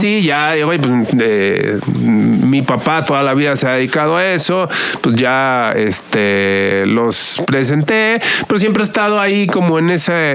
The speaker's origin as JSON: {"language": "Spanish", "country": "Mexico", "said": "somos el país de América Latina que más consume radio y digital"}